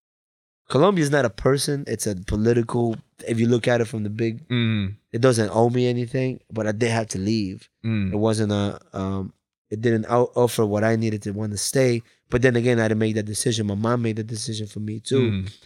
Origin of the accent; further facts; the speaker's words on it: Bridgeport, Connecticut, United States; It's like, I'm here. I'm from Bridgeport.